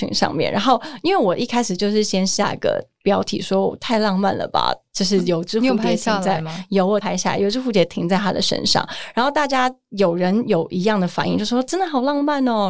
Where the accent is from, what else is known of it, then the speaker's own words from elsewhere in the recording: Taoyuan, Taiwan; moved away; 我前阵子坐客运回桃园，我的老家。